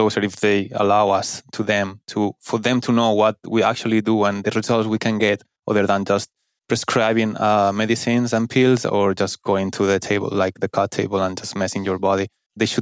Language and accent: English; Valencia, Valencian Community, Spain; English is a second language; moved away as an adult; now in Kuwait; I'm from Spain, from Valencia specifically